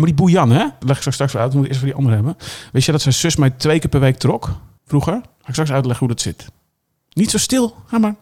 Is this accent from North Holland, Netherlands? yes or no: yes; Texel, North Holland, Netherlands; Ik kom van Tessel